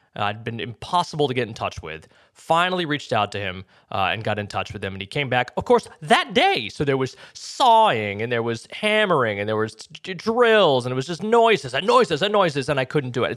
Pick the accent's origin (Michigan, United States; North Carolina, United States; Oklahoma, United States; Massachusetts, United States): Massachusetts, United States; moved away; I'm from Massachusetts